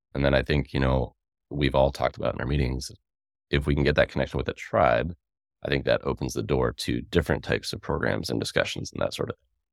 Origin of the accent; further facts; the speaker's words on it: Worcester, Massachusetts, United States; moved away as an adult; now in Tacoma, United States; I grew up in Worcester, Massachusetts, uh, about forty minutes outside